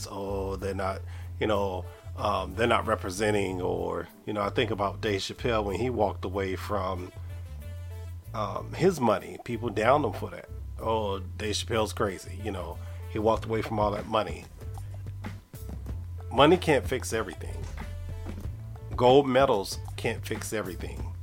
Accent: Raleigh, North Carolina, United States; I'm your host from Raleigh, North Carolina.

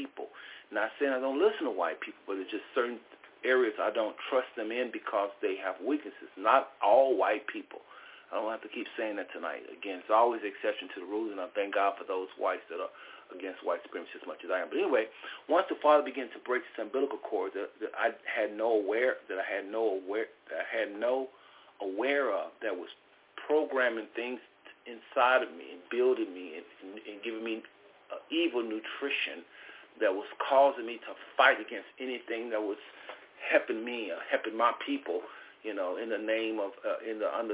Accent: United States; born and raised in America

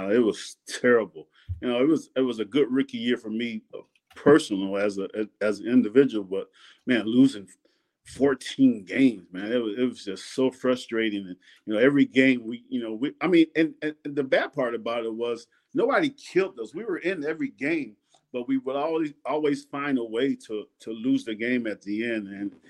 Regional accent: Sanford, Florida, United States; So I'm from Sanford, Florida. And so my parents had moved down to Sanford

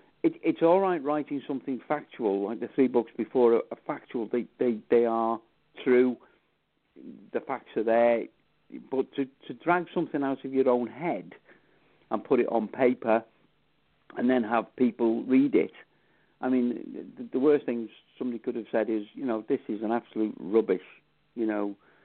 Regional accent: Wales, United Kingdom; Yes, I am Welsh.

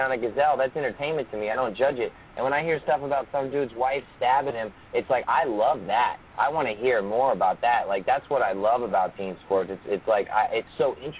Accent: Melbourne, Florida, United States; also born or lived in Fort Lauderdale, Florida; now in San Rafael, United States; I was born in Fort Lauderdale. I'm from Florida. I'm from Melbourne, Cocoa Beach, Orlando area

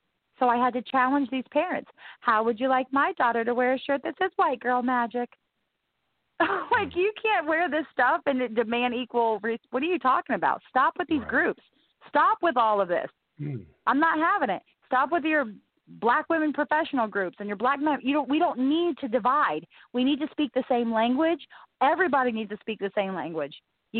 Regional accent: Gulfport, Mississippi, United States; born there; I was born in Mississippi, and then I had to move to, I was born in Gulfport, Mississippi.

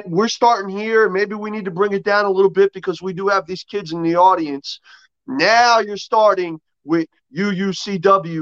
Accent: East Coast, United States; I grew up on the East Coast.

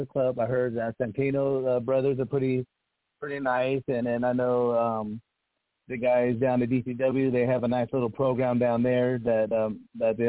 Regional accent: Idaho, United States; also born or lived in Texas; growing up in Idaho.

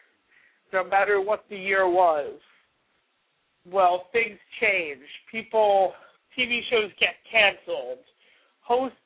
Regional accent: New York City, New York, United States; Growing up in New York, I thought the new year always just revolved around Times Square

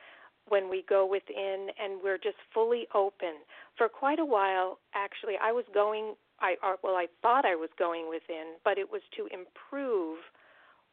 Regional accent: United States; being raised in the United States

